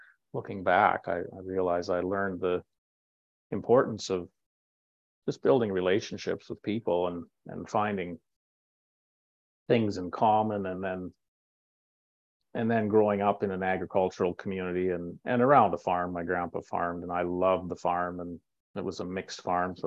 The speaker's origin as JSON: {"language": "English", "region": "Manitoba", "country": "Canada", "tie": "born or raised there", "also_born_or_lived": "Alexandria, Minnesota, United States", "said": "I was born in Minnesota, in Alexandria, and but I was 10 months old when mom and dad moved to Manitoba, and so this Manitoba's home for me"}